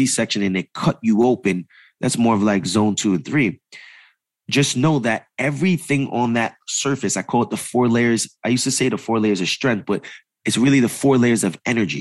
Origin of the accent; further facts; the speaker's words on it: East Coast, United States; moved away; also born or lived in New York City; I come from the East Coast, right? My first business is in New York